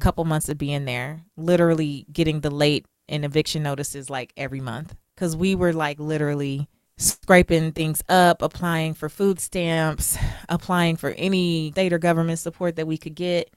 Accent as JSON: {"language": "English", "town": "Los Angeles", "region": "California", "country": "United States", "said": "I'm from South Central Los Angeles. I'm first generation American."}